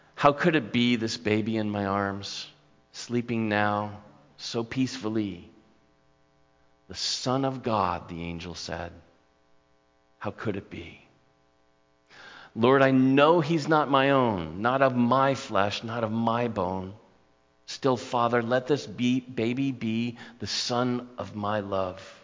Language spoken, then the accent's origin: English; Newport Beach, California, United States; Growing up in my hometown